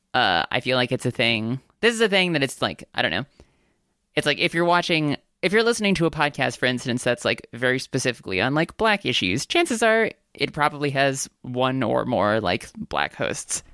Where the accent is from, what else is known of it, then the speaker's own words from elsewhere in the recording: United States; I am a Korean American. I'm Asian American.